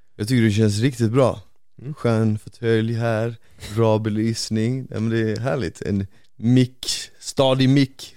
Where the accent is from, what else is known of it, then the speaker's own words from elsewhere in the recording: Bosnia & Herzegovina; now in Sweden; jag är ju bosnier